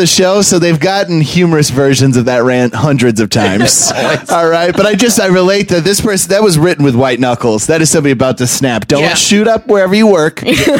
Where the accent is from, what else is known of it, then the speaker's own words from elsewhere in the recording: Maine, United States; I grew up in Maine. French-Canadian was the only language I was really subject to.